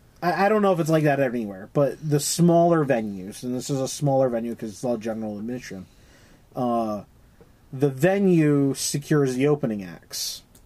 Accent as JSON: {"language": "English", "region": "Connecticut", "country": "United States", "tie": "born or raised there", "said": "growing up in Connecticut, we had a lot of fairs"}